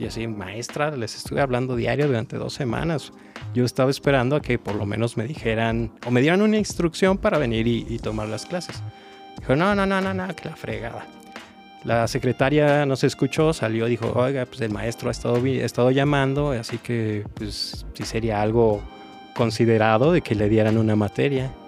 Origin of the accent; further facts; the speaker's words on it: Celaya, Guanajuato, Mexico; moved away; yo estaba en mi tierra natal, Celaya